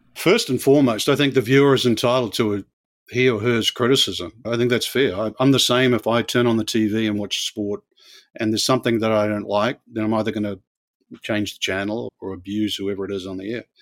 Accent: New Zealand; moved away; where I grew up in New Zealand

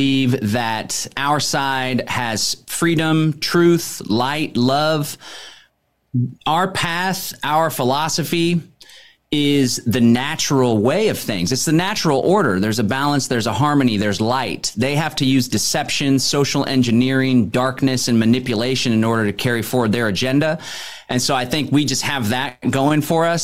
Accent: Austin, Texas, United States; I grew up in Austin, Texas

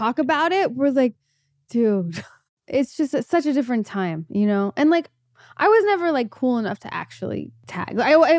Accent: Los Angeles, California, United States; In LA, in the Valley.

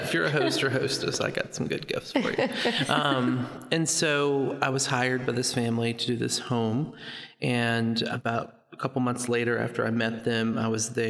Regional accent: Nashville, Tennessee, United States; also born or lived in New York City; I worked in New York City for a residential design firm. And I was born and raised in Nashville, so it's kind of nice to be back home.

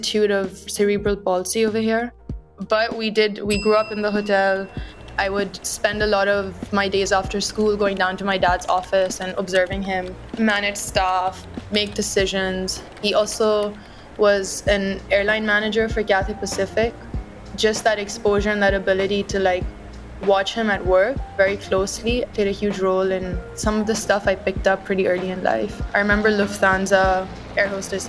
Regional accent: Karachi, Sindh, Pakistan; born or raised there; also born or lived in United Kingdom

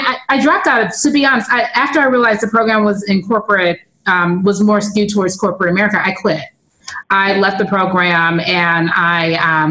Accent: Los Angeles, California, United States; I'm from LA, but I'm from like the Black part

